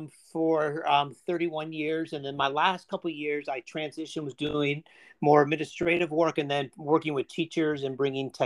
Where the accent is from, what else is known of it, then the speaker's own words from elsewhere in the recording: Chicago, Illinois, United States; moved away as an adult; also born or lived in Indiana; now in Georgia, United States; I grew up in Northern Chicago in the 80s.